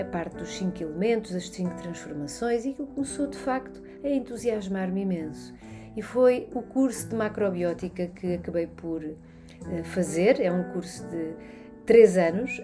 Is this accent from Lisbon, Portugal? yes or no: yes; Barreiro, Lisbon, Portugal; also born or lived in London; nasci na Margem Sul, no Barreiro, uh, em 1979